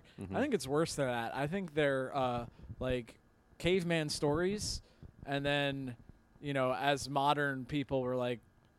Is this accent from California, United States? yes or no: no; Orange County, New York, United States; I'm from Orange County, New York.